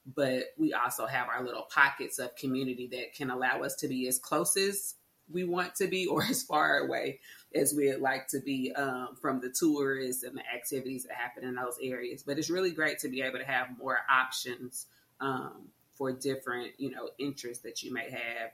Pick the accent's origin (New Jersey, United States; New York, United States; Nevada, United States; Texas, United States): Texas, United States; Arlington; I was born and raised in Arlington